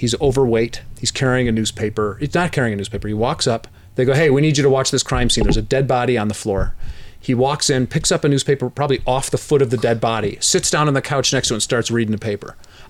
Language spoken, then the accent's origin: English; Cleveland, Ohio, United States; We're both from Cleveland, obviously.